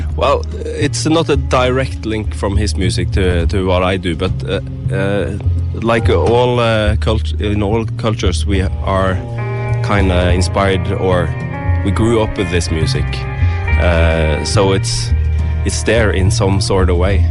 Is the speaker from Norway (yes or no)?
yes; Karmøy, outside Haugesund, Rogaland, Norway; moved away as an adult; also born or lived in Trondheim; now in Bergen, Norway; I was actually born in Bergen, but uh, I grew up uh, on an island called uh, Karmøy outside Haugesund.